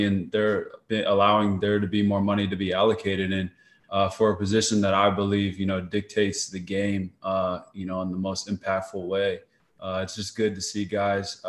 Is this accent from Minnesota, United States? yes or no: no; Arizona, United States; staying home here in Arizona. You know, I'm born and raised here